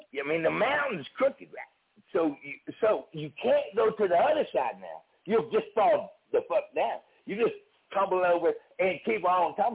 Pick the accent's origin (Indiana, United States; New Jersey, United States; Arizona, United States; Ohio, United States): Ohio, United States; Cleveland; Cleveland, Ohio